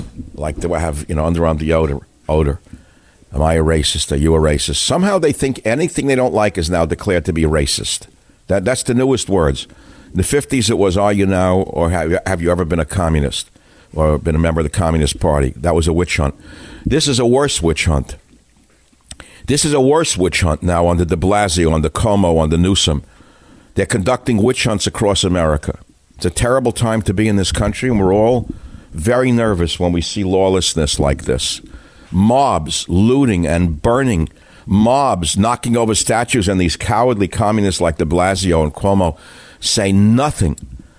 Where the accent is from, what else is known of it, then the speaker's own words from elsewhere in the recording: New York City, New York, United States; moved away; I grew up in New York.